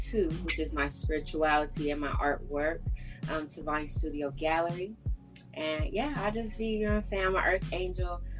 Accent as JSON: {"language": "English", "region": "Texas", "country": "United States", "moved": "as an adult", "lives_now": "Atlanta, United States", "said": "I go by the High Priestess, and I am from Texas, as you can see."}